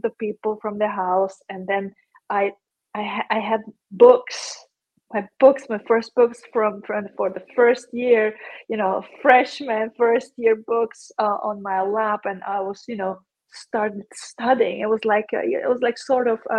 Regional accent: Zagreb, City of Zagreb, Croatia; I come from Zagreb, it's the capital of Croatia

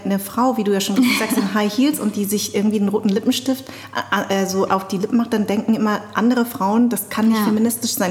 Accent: Darmstadt, Hesse, Germany; born or raised there

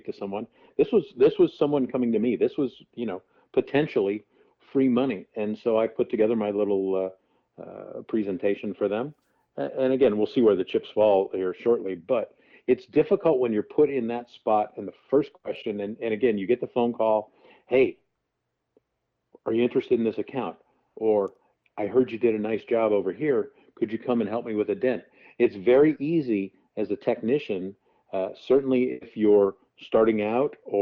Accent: just outside St. Louis, Missouri, United States; also born or lived in Chicago area; now in Arizona, United States; my hometown, which is just outside the St. Louis area

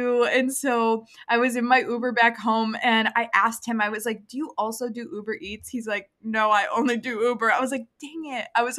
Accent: Chicago, Illinois, United States; accent: Chicago; I shook off my Chicago accent.

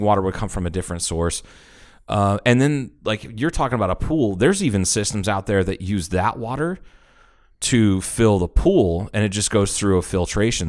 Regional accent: Troy, Ohio, United States; moved away; growing up in Troy, Ohio

